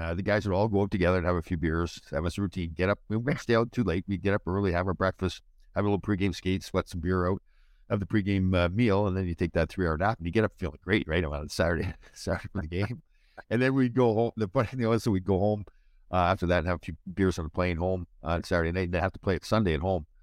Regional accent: Brampton, Ontario, Canada; I grew up in Brampton, not too far away from you.

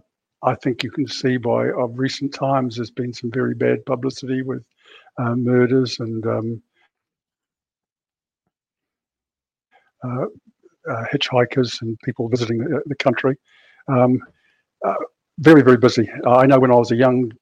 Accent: New Zealand; moved away as an adult; also born or lived in England; now in Berkhamsted, United Kingdom; Originally, I was brought up in New Zealand, although I was born in England

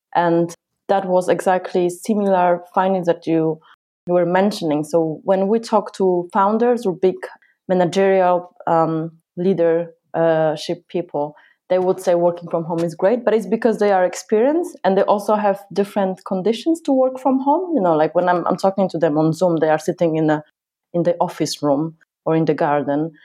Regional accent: Poland; now in United Kingdom; I come from Poland

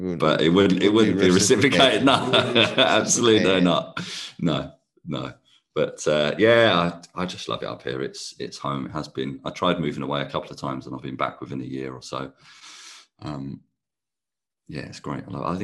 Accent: Kent, South East England, United Kingdom; moved away as an adult; now in Edinburgh, United Kingdom; I'm from Kent originally.

